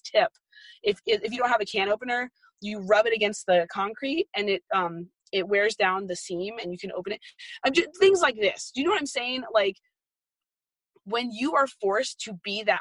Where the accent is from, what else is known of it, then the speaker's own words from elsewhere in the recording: Arizona, United States; moved away; I grew up in Arizona